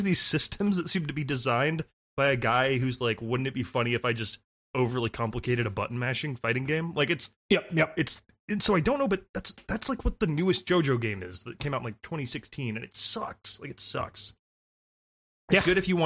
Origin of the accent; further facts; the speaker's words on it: United States; an American citizen